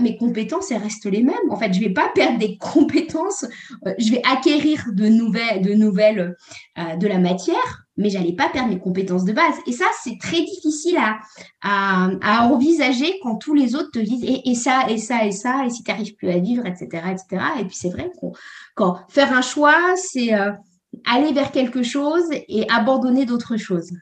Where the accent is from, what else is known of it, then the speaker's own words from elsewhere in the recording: Normandy, France; je viens de la Normandie.